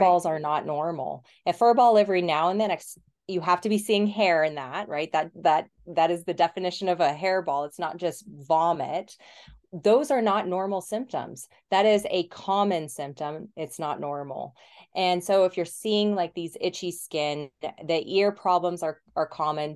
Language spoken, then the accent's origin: English; Colorado, United States; moved away as an adult; also born or lived in New Zealand; I'm from Colorado originally